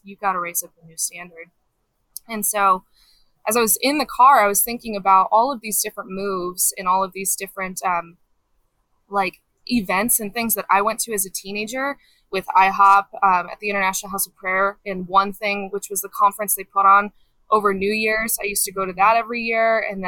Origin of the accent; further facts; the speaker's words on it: Colorado, United States; also born or lived in Kansas City; Grew up mostly in Colorado